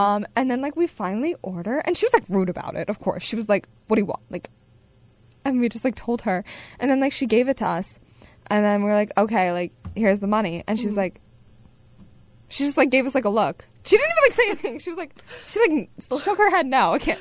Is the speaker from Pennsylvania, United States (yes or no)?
yes; Hershey, Pennsylvania, United States; moved away; my hometown a lot, and like it was such a nice place to like grow up